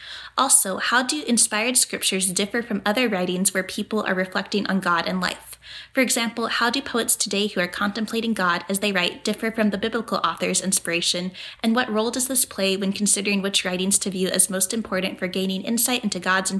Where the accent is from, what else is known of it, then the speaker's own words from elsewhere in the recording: Kansas City, Missouri, United States; I'm from Kansas City.